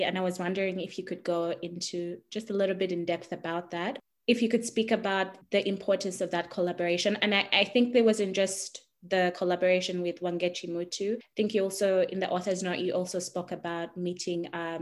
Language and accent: English; Uganda; me growing up in Uganda